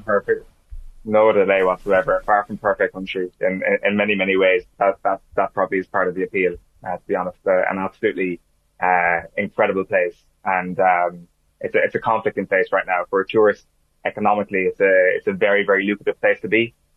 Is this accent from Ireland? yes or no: yes; Ireland; as an Irishman